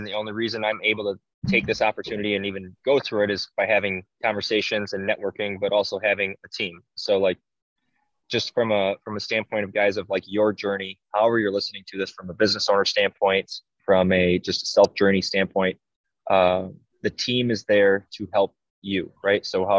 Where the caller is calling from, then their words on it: San Diego, California, United States; So if I do sound different, it is because I am calling in from San Diego, Oceanside.